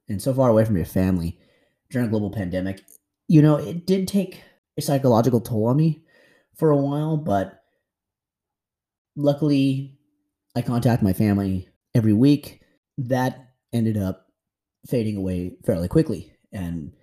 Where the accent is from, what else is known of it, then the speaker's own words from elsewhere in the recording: United States; moved away as an adult; now in Thailand; my experiences as an American expat living in Thailand